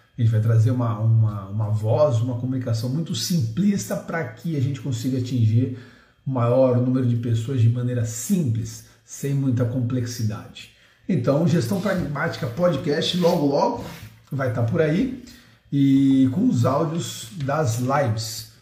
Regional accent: Santos, São Paulo, Brazil; eu sou santista

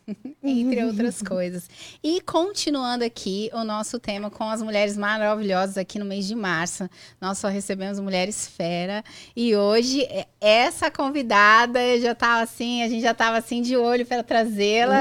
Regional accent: São Paulo, Brazil; also born or lived in Bahia; eu nasci em São Paulo

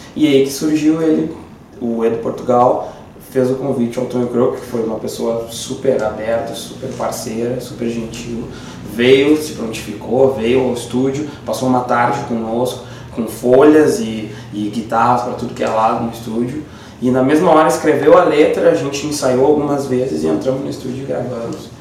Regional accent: Porto Alegre, Rio Grande do Sul, Brazil; now in Viamão, Brazil; Eu nasci em Porto Alegre, uh, hoje vivo em Viamão há pelo menos mais de 20 anos

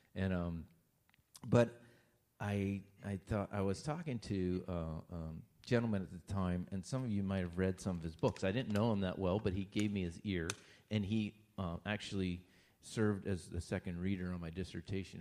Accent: Lewistown, Pennsylvania, United States; also born or lived in Long Island, New York; I grew up in Lewistown, so I grew up right near Belleville

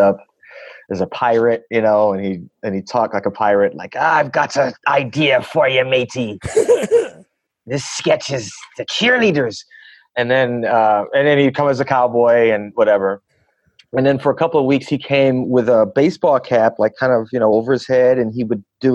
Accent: Flint, Michigan, United States; also born or lived in Memphis, Tennessee; now in Los Angeles, United States; I grew up in Flint, Michigan

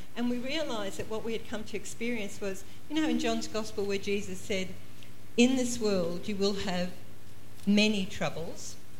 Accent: Queensland, Australia; also born or lived in Toowoomba, Queensland; we're from Queensland, we live uh, uh in a place called the Redcliffe Peninsula, but we used to live in a town called Toowoomba.

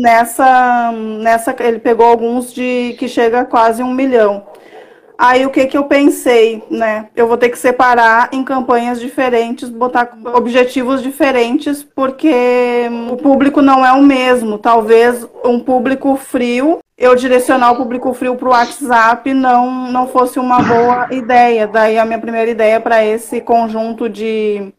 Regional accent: Caçapava do Sul, Rio Grande do Sul, Brazil; moved away as an adult; now in Porto Alegre, Brazil; Eu sou do, do interior do Rio Grande do Sul, né? De, nascida em Caçapava do Sul, mas atualmente eu moro em Porto Alegre.

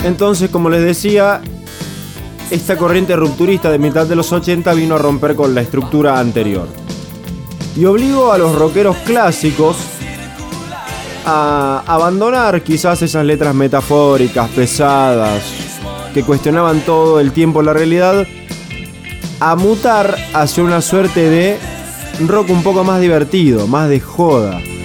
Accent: Argentina; nos han marcado como argentinos

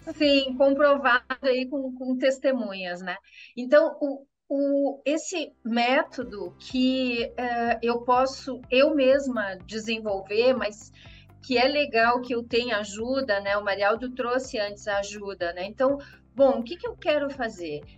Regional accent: Brazil; a gente é brasileiro

